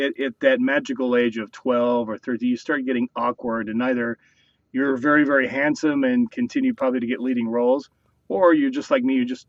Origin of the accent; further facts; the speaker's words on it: New Mexico, United States; born there; My dad and my grandfather, both from Oklahoma, worked with me 6 years old, and I was born in New Mexico, trying to get me to do a British accent.